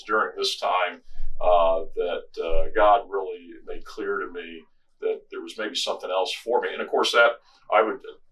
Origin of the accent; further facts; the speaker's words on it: Washington, D.C. area, suburban Maryland, United States; I grew up in Washington, D.C. area, Maryland side of D.C.